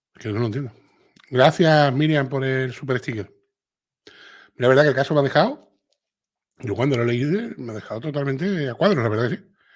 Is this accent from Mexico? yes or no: no; Andalusia, Spain; accent: Andalusian; a los andaluces no se nos entiende